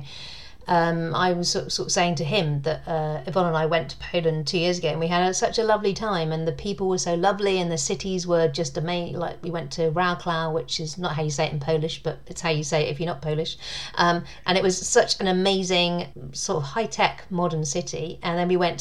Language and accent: English; United Kingdom; accent: British